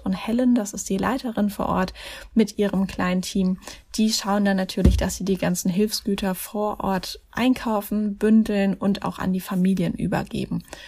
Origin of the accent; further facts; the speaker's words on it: Mannheim, Baden-Württemberg, Germany; Mannheim. Das ist ja meine Heimatstadt